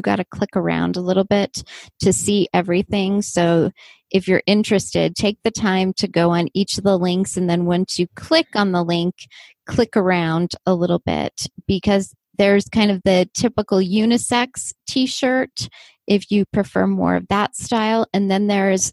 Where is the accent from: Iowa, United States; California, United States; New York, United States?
California, United States; Southern; accent: Southern California; growing up in the same area